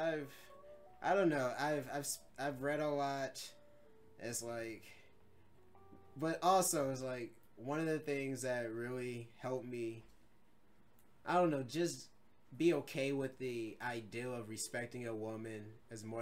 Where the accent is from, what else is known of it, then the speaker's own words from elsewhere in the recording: St. Louis Park, Minnesota, United States; growing up in St. Louis Park